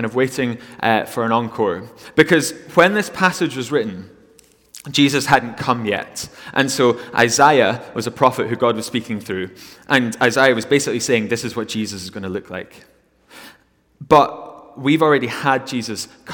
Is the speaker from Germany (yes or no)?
no; Glasgow, Scotland, United Kingdom; moved away as an adult; I'm from Glasgow originally